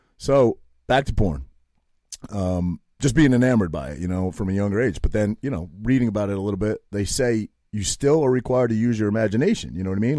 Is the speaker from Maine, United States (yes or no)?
yes; Maine, United States; I grew up in Maine